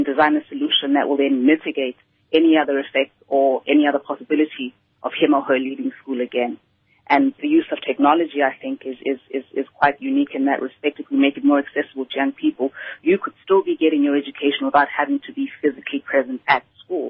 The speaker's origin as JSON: {"language": "English", "town": "Vosloorus", "region": "Gauteng", "country": "South Africa", "tie": "born or raised there", "said": "I grew up in Vosloorus"}